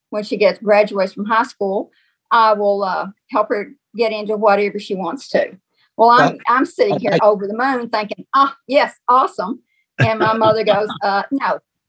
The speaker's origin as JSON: {"language": "English", "region": "Missouri", "country": "United States", "also_born_or_lived": "Memphis, Tennessee", "said": "Our grandmother lived with Elvis. And so I'm originally from Missouri."}